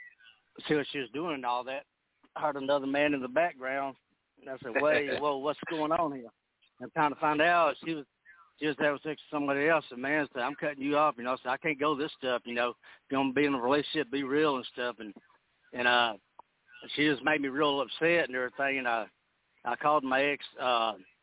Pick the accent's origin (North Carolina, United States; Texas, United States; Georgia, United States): Texas, United States; I'm here from Texas, and I live up here in Austin